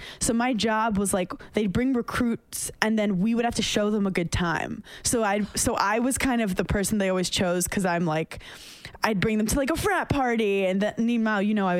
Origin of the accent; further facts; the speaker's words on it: New York City, New York, United States; I came from Park Slope, Brooklyn